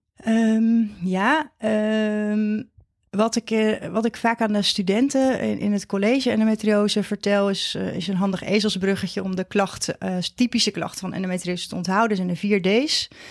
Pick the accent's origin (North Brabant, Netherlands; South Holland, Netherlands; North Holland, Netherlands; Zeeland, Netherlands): Zeeland, Netherlands; Vlissingen; moved away as an adult; also born or lived in Leiden / Amsterdam / Maastricht / Utrecht; now in near Het Gooi, Netherlands; Ik kom uit Zeeland. Ik ben een uh, Zeeuws meisje, opgegroeid in um, Vlissingen met name